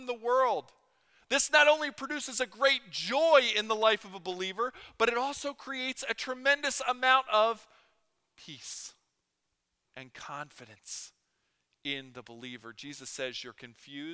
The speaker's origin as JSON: {"language": "English", "town": "Philadelphia", "region": "Pennsylvania", "country": "United States", "tie": "born or raised there", "said": "growing up in Philadelphia"}